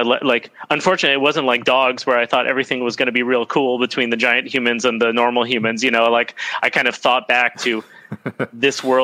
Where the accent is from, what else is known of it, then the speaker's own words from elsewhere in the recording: United States; moved away; I grew up in the United States